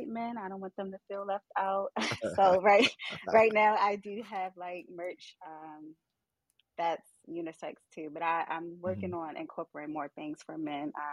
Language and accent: English; Baltimore, Maryland, United States; I'm from Baltimore